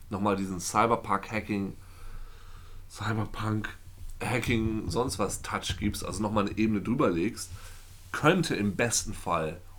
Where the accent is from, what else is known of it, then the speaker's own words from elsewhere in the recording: Lower Saxony, Germany; Ich bin ein sehr freudloser Mensch. Ich komme aus Friesland.